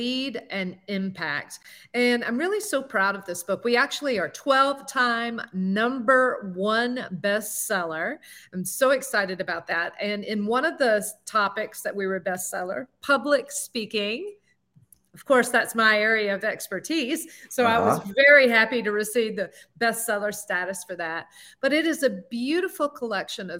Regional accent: the South, United States; accent: southern; also born or lived in Alabama; now in Palm Beach County, Florida, United States; my southern accent

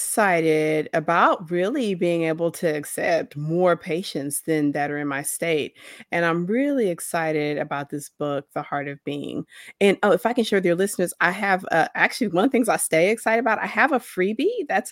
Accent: Oklahoma, United States; I'm going to be able to take more individuals beyond my home state of Oklahoma.

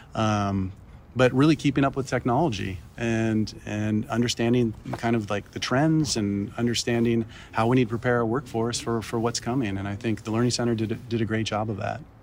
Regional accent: Baltimore, Maryland, United States; moved away; also born or lived in Miami / Ecuador (family); I grew up in Baltimore

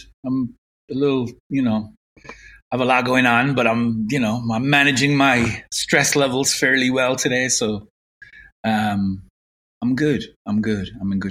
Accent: Limerick, Munster, Ireland; moved away as an adult; now in San Diego, United States; I was born and raised in Limerick, Ireland. In the really in the, I mean, I'm a '60s child

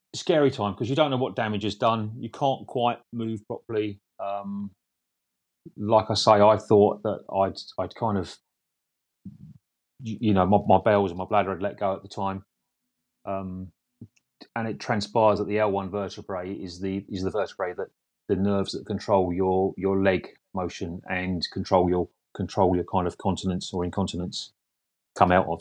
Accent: Essex, East of England, United Kingdom; I'm from Essex

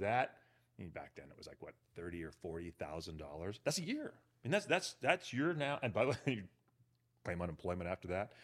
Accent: Berkeley, California, United States; moved away as an adult; also born or lived in Europe; now in Los Angeles, United States; grew up in Berkeley, went to Cal

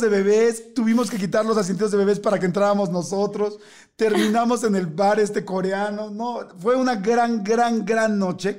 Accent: Mexico; como somos los mexicanos

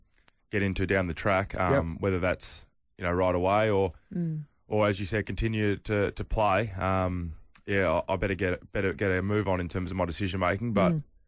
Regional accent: Melbourne, Victoria, Australia; moved away as an adult; now in Adelaide, Australia; I'm from Melbourne

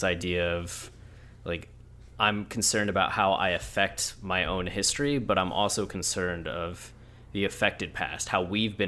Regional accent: the South, United States; look, I'm from the South.

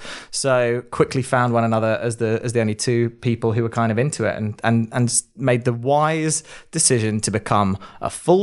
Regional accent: United Kingdom; now in London, United Kingdom; I'm from the south of the UK

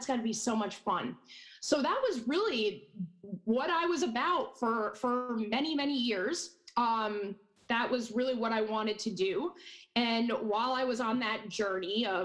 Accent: Hudson Valley, New York, United States; I grew up born and raised in the Hudson Valley, never left

